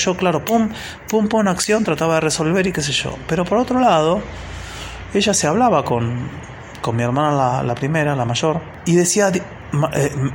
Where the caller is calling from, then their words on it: Buenos Aires, Argentina; de Buenos Aires y hace unos días pasó así como un conflicto familiar